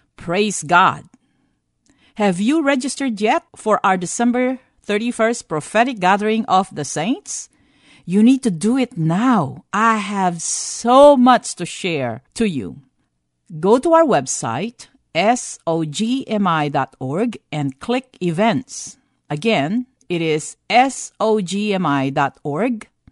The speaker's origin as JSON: {"language": "English", "country": "Philippines", "tie": "born or raised there", "moved": "yes", "said": "growing up in the Philippines"}